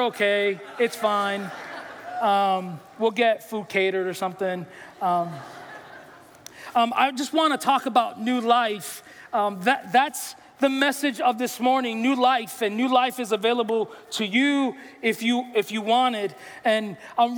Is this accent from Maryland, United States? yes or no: no; New York City, New York, United States; I'm from New York. I'm from the Bronx